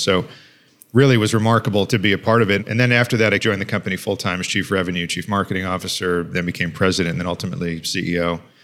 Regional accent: Long Island, New York, United States; I grew up on Long Island, New York

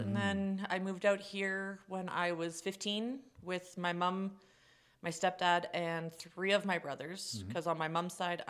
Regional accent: Ottawa, Ontario, Canada; so I'm from Ottawa.

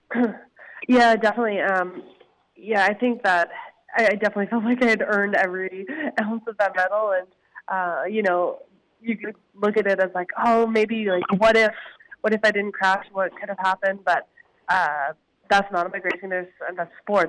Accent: Harvey Station, New Brunswick, Canada; moved away as an adult; also born or lived in Victoria, British Columbia; now in Kamloops, Canada; I grew up in a small town just outside Fredericton, actually, called Harvey Station.

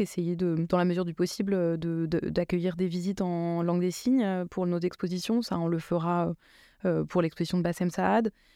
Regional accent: Drancy, Île-de-France, France; moved away as an adult; now in Marseille, France; j'ai grandi euh, en Seine-Saint-Denis et, avant d'arriver à Marseille, je, vivais à Drancy, qui est justement la ville où j'ai grandi.

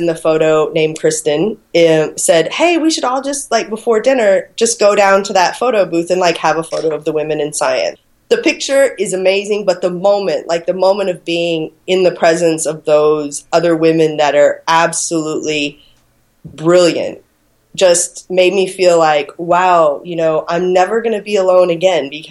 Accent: Phoenix, Arizona, United States; moved away as an adult; now in Australia; I am American. I was born and raised on the west side of Phoenix

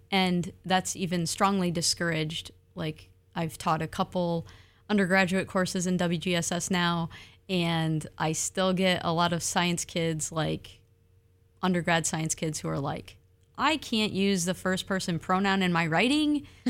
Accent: Michigan, United States; now in Oregon, United States; I'm from Michigan, those are stolen lands.

